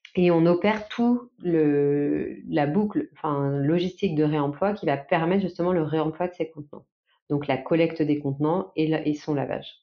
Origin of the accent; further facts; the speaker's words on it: Nantes, Pays de la Loire, France; on est nantais.